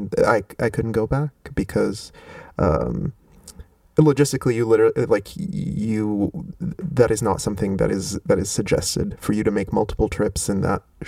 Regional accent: Rabat, Rabat-Salé-Kénitra, Morocco; moved away as an adult; now in United States; I grew up in Rabat, so I grew up not far from the water.

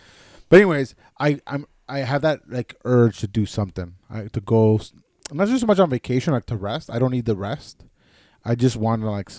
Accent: Canada; like, as a Canadian, you still have to, you're supposed to isolate for 2 weeks upon returning from a foreign country, right?

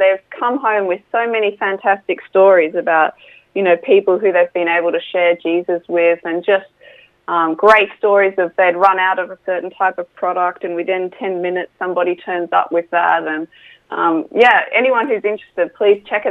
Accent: Australia; now in Bournemouth, United Kingdom; coming from Australia where everything's, you know, young and fresh

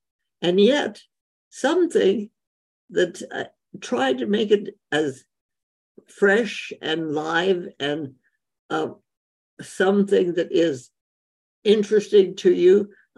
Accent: India; well, I grew up in India, so Indian food is wonderful.

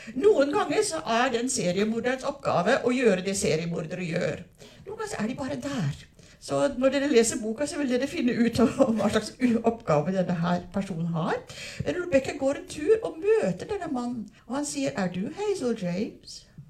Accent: South Africa; now in Norway; Jeg er oppvokst i Sør-Afrika

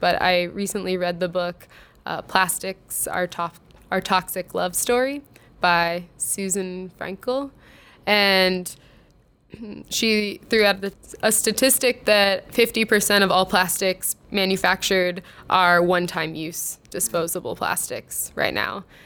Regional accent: Jupiter, Florida, United States; now in Minneapolis, United States; I grew up in Jupiter. Florida.

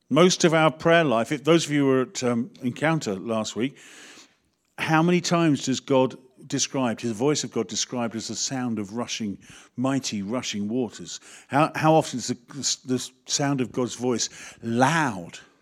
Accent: United Kingdom; we are so British.

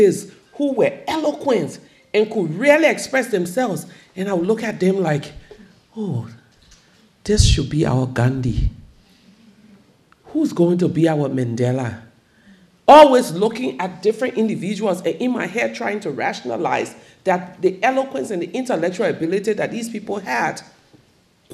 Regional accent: Liberia; my home country, Liberia

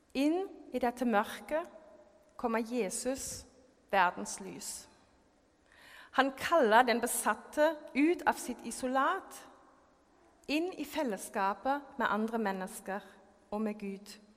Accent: Germany; Norwegian is a second language; now in Norway; jeg er født og oppvokst i Tyskland

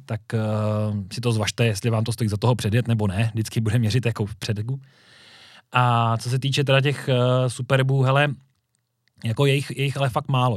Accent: Říčany, Central Bohemian Region, Czechia; A sám pocházím z Říčan

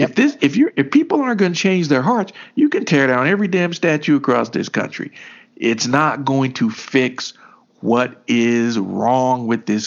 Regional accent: Elizabethtown, Kentucky, United States; You and I grew up in the South. We grew up right there in E-Town, Hardin County

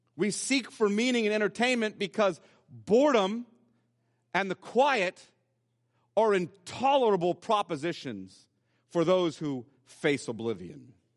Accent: United States

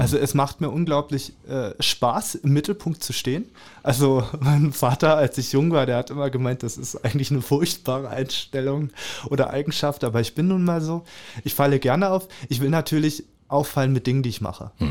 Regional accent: Lübbenau, Brandenburg, Germany; also born or lived in Calau; now in Cottbus, Germany; Lübbenau im Rathaus mhm. im Spreewald. Da mhm. freue ich mich auch sehr drauf, weil da bin ich ja aufgewachsen ja. im Kinderheim

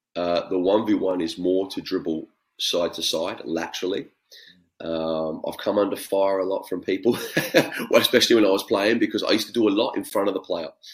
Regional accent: Australia; being Australian

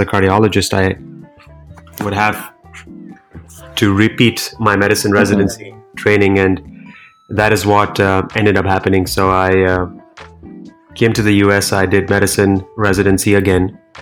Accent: New Delhi, Delhi, India; moved away as an adult; now in Cleveland, United States; I was born and raised in India, in the capital city, New Delhi

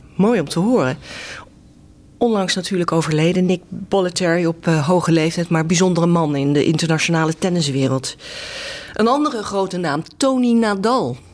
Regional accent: The Hague, South Holland, Netherlands; ik kom uit Den Haag

